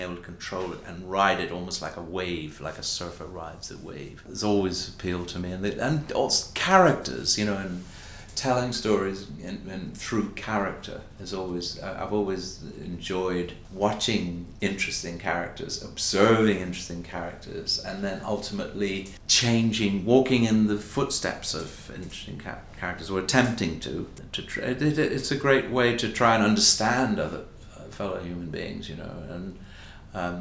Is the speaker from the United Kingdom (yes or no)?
no; Bahamas; moved away as an adult; I'm from the Bahamas, and I never thought that I could be an actor growing up in the Bahamas